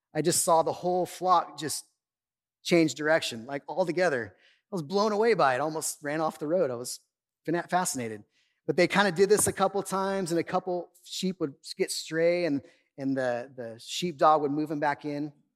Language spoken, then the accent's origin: English; Oildale, California, United States; also born or lived in Bakersfield, California; My family, we moved away from Oildale. I was like 20 years old, and we moved out east side of town